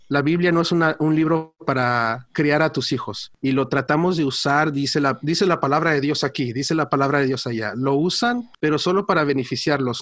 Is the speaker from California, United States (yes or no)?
yes; Orange County, California, United States; yo nací y crecí aquí en Estados Unidos, ah, aquí en el condado de Orange, en California